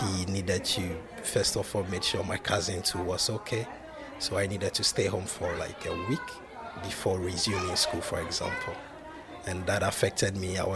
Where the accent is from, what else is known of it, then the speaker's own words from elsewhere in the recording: Accra, Greater Accra, Ghana; moved away as an adult; now in Townsville, Australia; I'm from Ghana, Accra. And I'm currently studying at TAFE Queensland, Townsville